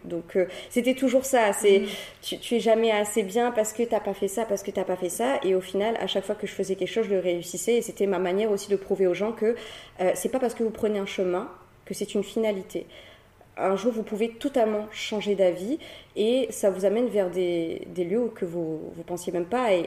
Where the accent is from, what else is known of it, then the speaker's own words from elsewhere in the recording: Cilaos, Réunion; je suis une Silaosienne. Hein. j'ai grandi euh, à Silaos. J'ai grandi là-bas toute mon enfance jusqu'à l'âge de mes 15 ans.